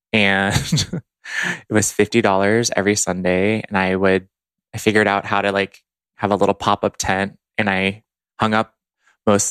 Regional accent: Dallas, Texas, United States; moved away as an adult; also born or lived in Boston, Massachusetts; now in Los Angeles, United States; I grew up in Dallas, Texas

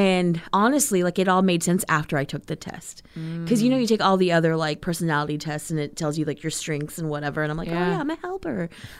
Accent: Texas, United States; But I'm also from Texas, so it's very Tex-Mex, and having that Texas pride, and it's like, Texas is bigger and better than everything.

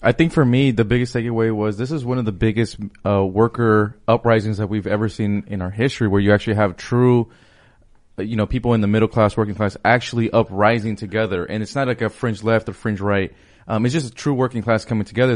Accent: Los Angeles, California, United States; I'm from Los Angeles, so my mayor, Eric Garcetti

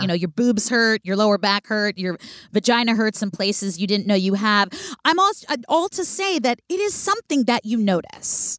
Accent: Oakland, California, United States; I grew up in Oakland

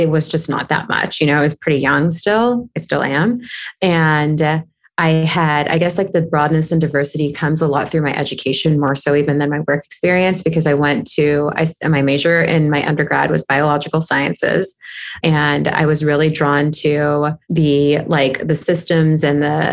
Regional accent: Southern California, United States; now in Los Angeles, United States; I grew up in Southern California

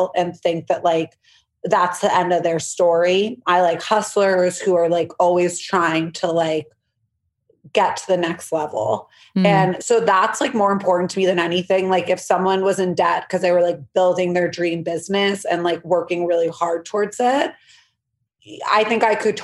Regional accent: New York City, New York, United States; I'm from New York City. Blair Waldorf vibes, Upper East Side

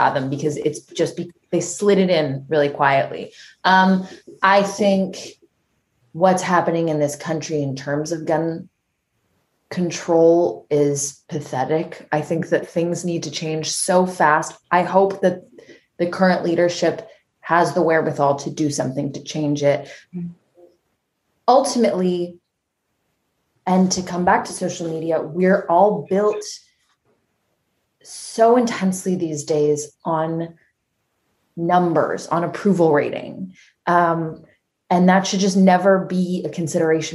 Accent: Canada; now in United States; Being Canadian

